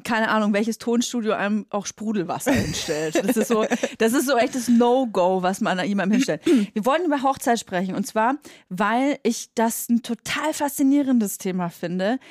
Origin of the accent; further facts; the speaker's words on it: Nuremberg, Bavaria, Germany; now in Berlin, Germany; ich komme aus Nürnberg